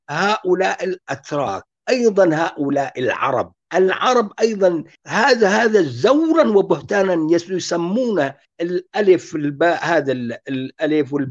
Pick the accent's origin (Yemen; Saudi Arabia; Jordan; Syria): Syria; انا انطلق من نفسي يعني كوني كردي من اكراد سوريا